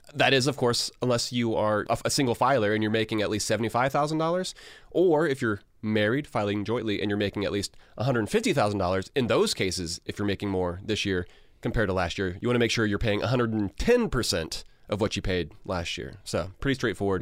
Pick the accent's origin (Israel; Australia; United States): United States; as American